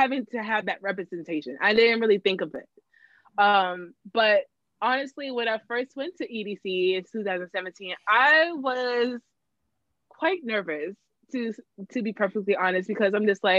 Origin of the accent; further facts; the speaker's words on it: Florida, United States; moved away; in my town, there, like my hometown